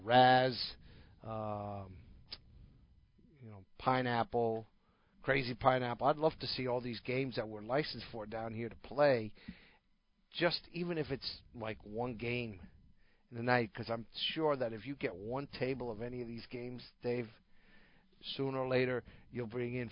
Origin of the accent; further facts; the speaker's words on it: New Jersey, United States; moved away as an adult; where I grew up in New Jersey